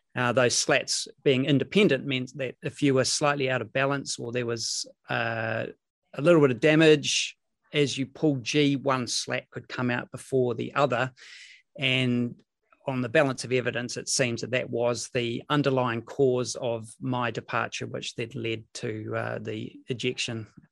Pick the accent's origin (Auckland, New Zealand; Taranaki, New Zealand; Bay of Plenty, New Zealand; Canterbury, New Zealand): Bay of Plenty, New Zealand; Rotorua; I grew up in Rotorua.